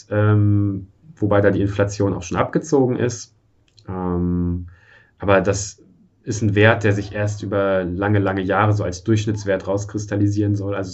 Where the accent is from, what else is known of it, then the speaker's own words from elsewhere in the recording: Germany; born there; Ich bin in der DDR noch geboren und aufgewachsen äh, nicht aufgewachsen